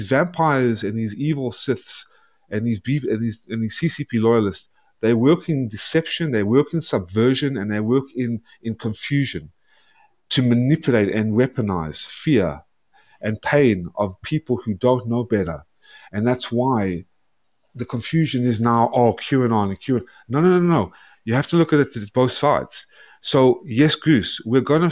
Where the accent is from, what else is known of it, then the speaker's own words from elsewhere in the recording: South Africa; also born or lived in Atlanta, Georgia, United States; now in United States; I come from South Africa. I had to flee. My family fled Nazi Germany. Were mostly wiped out. They fled to South Africa. That's where I was born